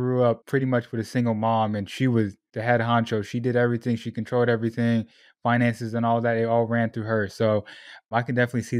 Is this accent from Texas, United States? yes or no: no; Sacramento, California, United States; also born or lived in Portland, Oregon; I was born in Southern California, moved to Portland, Oregon, where there are even less Puerto Ricans out there. And then on my 13th birthday, I was in a U-Haul driving to Sacramento, California. And that's where I tell people, that's where I grew up, Northern California.